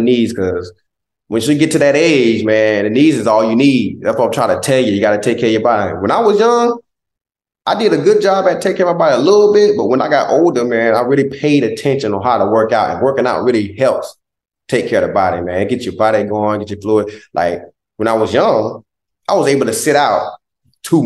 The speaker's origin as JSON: {"language": "English", "region": "Southeast Georgia", "country": "United States", "tie": "born or raised there", "moved": "yes", "said": "He's one of our biggest role models in Southeast Georgia."}